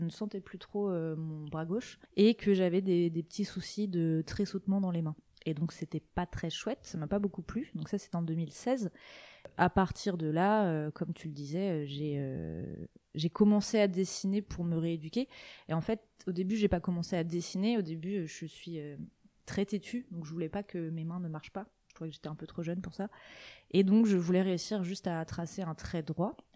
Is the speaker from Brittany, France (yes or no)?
yes; Côtes-d'Armor, Brittany, France; born or raised there; also born or lived in Rennes